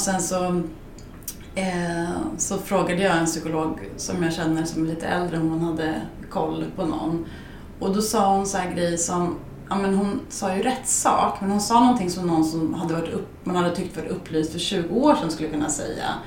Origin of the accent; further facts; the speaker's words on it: Skärblacka, Östergötland, Sweden; also born or lived in Norrköping; i den lilla byn jag kommer ifrån, i Skärblacka